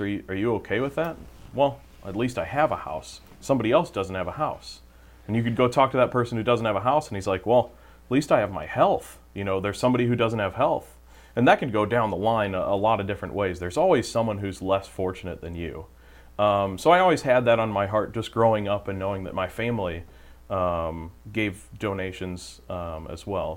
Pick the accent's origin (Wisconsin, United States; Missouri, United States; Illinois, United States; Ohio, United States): Missouri, United States; St. Charles; grew up in the St. Charles area, went to St. Elizabeth Ann Seton um, Parish growing up, and um, went to Francis Howell North High School